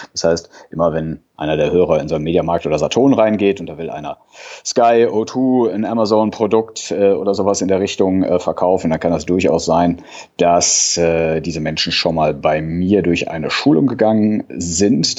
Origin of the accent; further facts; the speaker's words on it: a small town near Cologne, North Rhine-Westphalia, Germany; Bin Rheinländer, ja, auch vom, vom Herzen her, komme aus einer kleinen Stadt hier in der Nähe von Köln